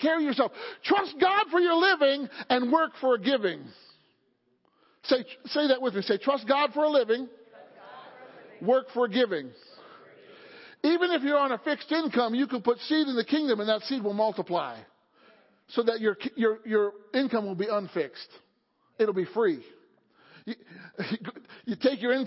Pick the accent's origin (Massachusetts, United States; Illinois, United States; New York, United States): Illinois, United States; now in Pennsylvania, United States; I grew up in Illinois in an older home